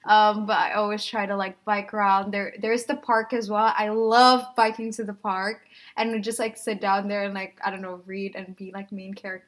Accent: Jakarta, Indonesia; moved away as an adult; also born or lived in Shanghai; now in Rotterdam, Netherlands; I'm from Jakarta, and I also live in Shanghai before.

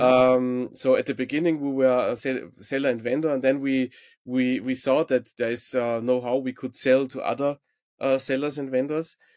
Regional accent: Salzburg, Austria; I'm from Salzburg in Austria, where Marktplatz eins is based, uh, originally

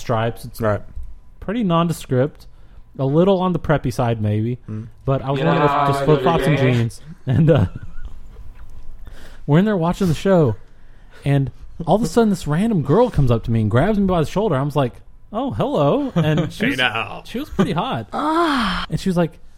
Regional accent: Dallas, Texas, United States; we're from Dallas

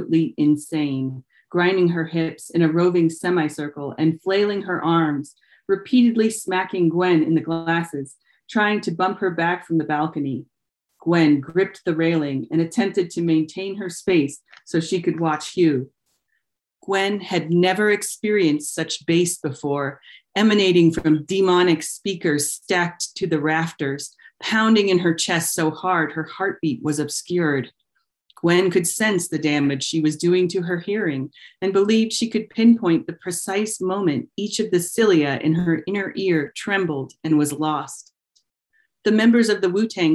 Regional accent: Denver, Colorado, United States; I grew up in Denver during the era of court-ordered busing for racial integration.

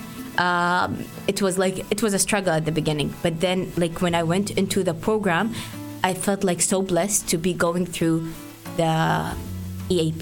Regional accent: Saudi Arabia; English is a second language; moved away as an adult; now in Canada; I'm from Saudi Arabia.

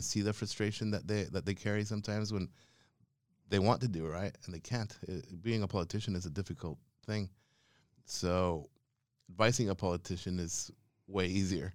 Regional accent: Quetzaltenango, Guatemala; moved away as an adult; also born or lived in Spain; now in Australia; hometown is called Quetzaltenango, but the other indigenous name for it is Chela Who

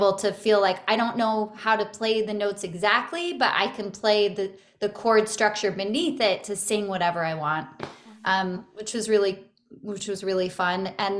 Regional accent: Santa Barbara, California, United States; Yeah, I grew up in Santa Barbara, California, and my family had moved around a lot, but that's primarily where I grew up and where I consider home.

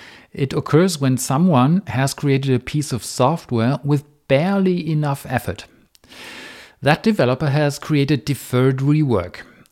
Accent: Germany; first language German; English is a second language; In German, my native tongue, the word for debt, Schulden, is the plural form of the word for guilt, Schuld.

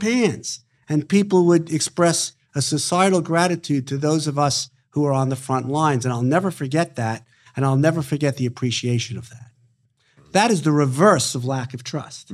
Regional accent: New York City, New York, United States; born and raised in Brooklyn, New York

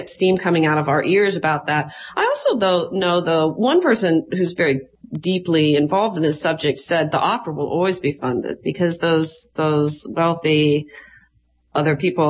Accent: Chicago, Illinois, United States; I'm from Chicago, and my theater company has a little connection to the Obamas

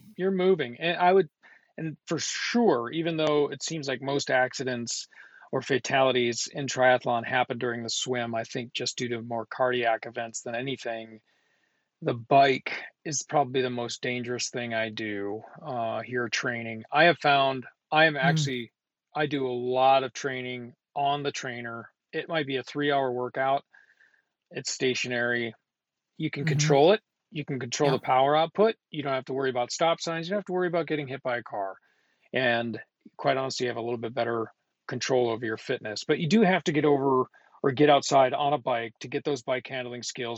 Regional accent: Duluth, Minnesota, United States; I'm from Northern Minnesota

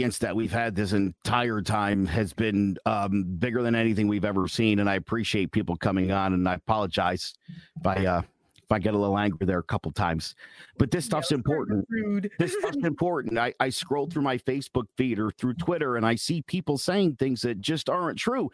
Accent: United States; As an American

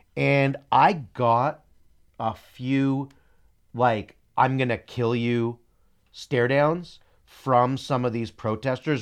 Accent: United States; I'm American first. I'm not Israeli first.

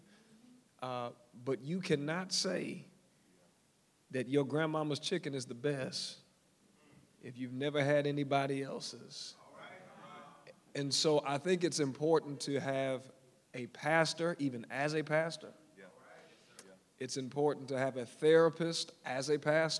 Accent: Detroit, Michigan, United States; moved away; I'm from Motown

